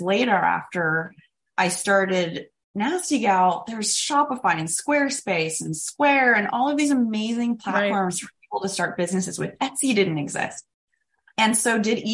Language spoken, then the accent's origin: English; Sacramento, California, United States; also born or lived in San Diego, California; I was born in San Diego, lived there till I was seven, mostly grew up in beautiful Sacramento, California